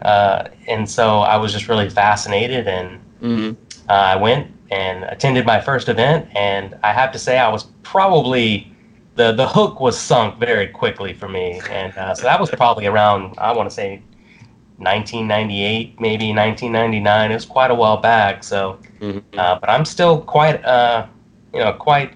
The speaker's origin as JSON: {"language": "English", "region": "Mississippi area", "country": "United States", "moved": "yes", "said": "I'm from the Mississippi area originally"}